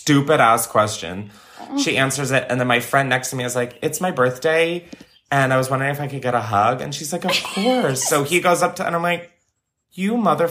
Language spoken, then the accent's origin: English; Delaware, United States; I grew up in Delaware